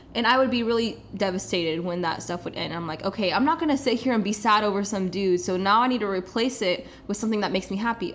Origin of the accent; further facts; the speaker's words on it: Kansas City, Missouri, United States; moved away as an adult; now in Los Angeles, United States; I am from Kansas City, born and raised